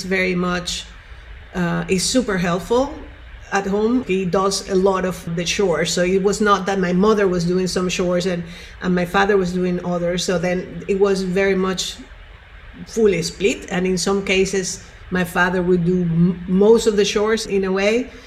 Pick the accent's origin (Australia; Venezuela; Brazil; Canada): Venezuela; Caracas, Capital District; moved away; I grew up in Venezuela, in Caracas.